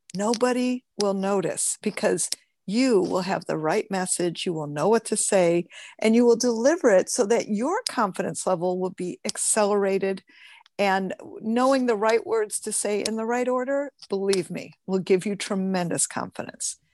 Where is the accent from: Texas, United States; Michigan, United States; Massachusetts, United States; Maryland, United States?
Michigan, United States; now in California, United States; I'm from Michigan originally